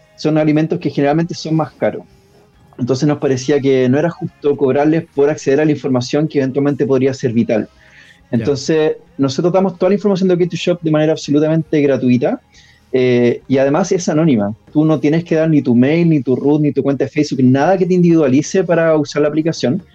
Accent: Pirque, Santiago Metropolitan Region, Chile; vivía en Pirque, que es una zona de Santiago

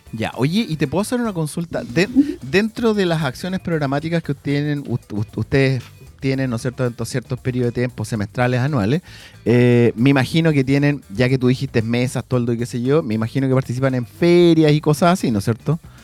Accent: San Pedro de la Paz, Biobío, Chile; toda la vida, nacido y criado, San Pedro de la Paz

